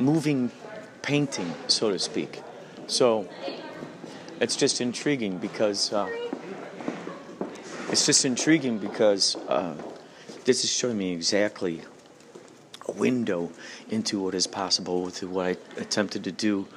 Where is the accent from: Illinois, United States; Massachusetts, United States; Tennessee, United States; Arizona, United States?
Illinois, United States; I'm from Illinois.